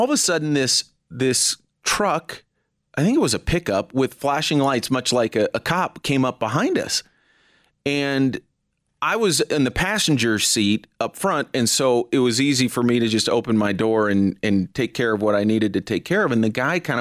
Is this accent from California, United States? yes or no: yes; California, United States; now in Denver, United States; when I was a kid growing up in California